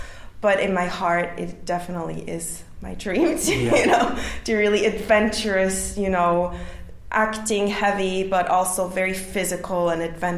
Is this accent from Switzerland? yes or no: yes; Switzerland; now in London, United Kingdom; I grew up in Switzerland, so I trained, I competed for the Swiss team.